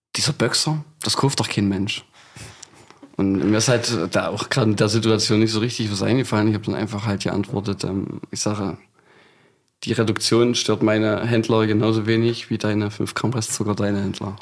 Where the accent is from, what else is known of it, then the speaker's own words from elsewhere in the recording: Scheidungen, Saxony-Anhalt, Germany; in dem Ort, wo ich aufgewachsen bin, das ist ein ganz kleines Kaffburg, Scheidung nennt sich